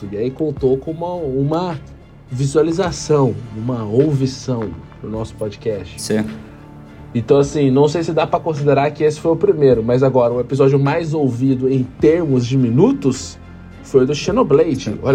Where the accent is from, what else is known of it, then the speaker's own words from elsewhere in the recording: Itapira, São Paulo, Brazil; now in Campinas, Brazil; Isso, eu sou de Itapira.